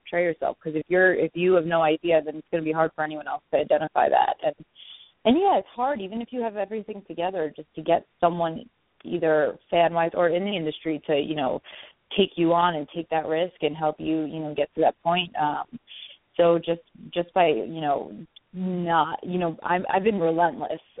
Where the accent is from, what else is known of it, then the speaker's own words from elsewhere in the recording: New York, United States; I'm from New York, so this is my home